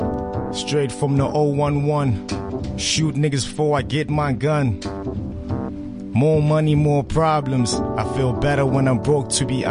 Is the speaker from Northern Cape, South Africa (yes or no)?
no; Pretoria, Gauteng, South Africa; I'm from Soshanguve, by the way, Pretoria